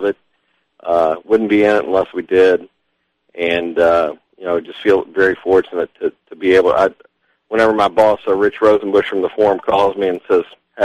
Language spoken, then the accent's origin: English; Louisville, Kentucky, United States; he brought us up here in Louisville. It's where I am right now. It's where I grew up.